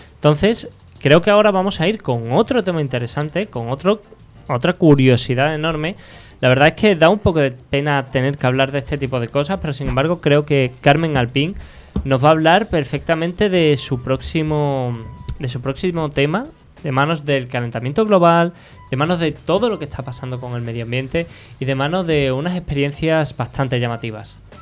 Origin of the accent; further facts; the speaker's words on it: Andalusia, Spain; los que somos andaluces